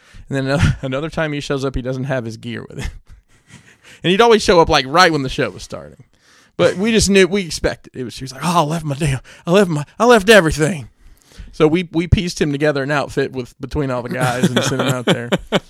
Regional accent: Alabama, United States; Worked for me a good bit when I ran my promotion down in Alabama, you know, where I'm from.

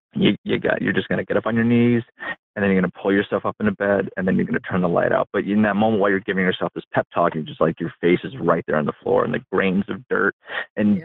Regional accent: upstate New York, United States; i grew up in a trailer park out in the middle of nowhere in upstate new york

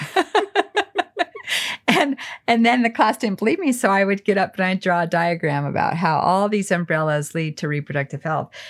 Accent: Alamosa, Colorado, United States; I grew up in Alamosa

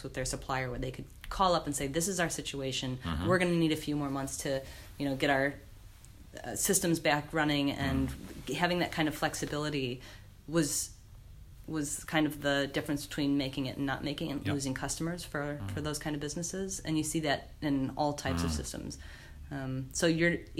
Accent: United States; now in North Canterbury, New Zealand; I'm American

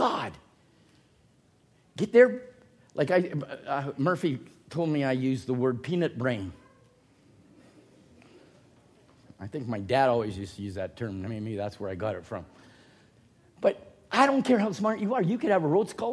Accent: Chilliwack, British Columbia, Canada; now in Cloverdale, Canada; I was a bumpkin from Chilliwack. And then I became a bumpkin from Cloverdale

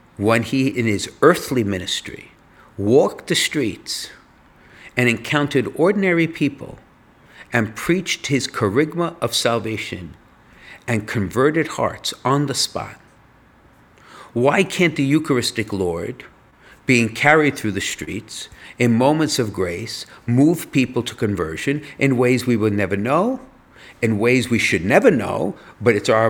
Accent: United States; I'm an American. I'm not British

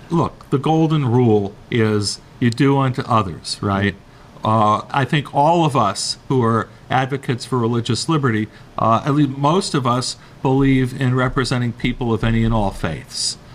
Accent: New York, United States; moved away; I'm from New York

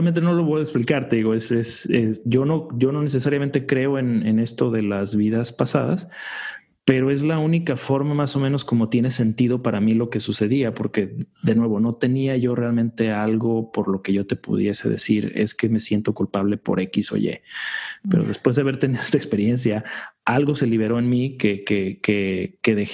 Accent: United States; Yo creo que muchos los que crecimos eh, acá en Estados Unidos ya con otra, con otra, a lo mejor con otra perspectiva

